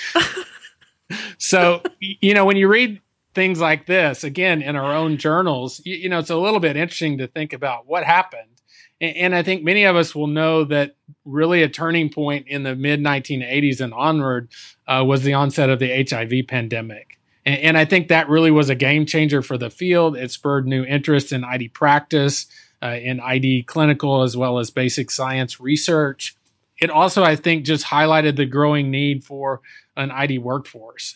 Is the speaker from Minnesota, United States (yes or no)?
no; Texas, United States; I, I, was born and raised in Texas